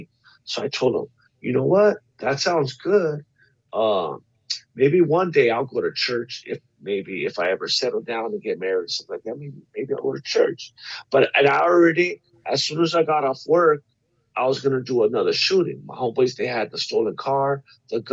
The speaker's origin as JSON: {"language": "English", "town": "La Puente", "region": "California", "country": "United States", "tie": "born or raised there", "said": "I grew up in La Puente, California."}